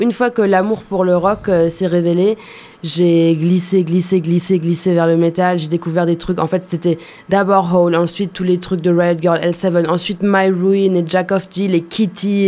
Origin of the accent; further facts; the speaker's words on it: Germany; moved away; j'ai grandi en Allemagne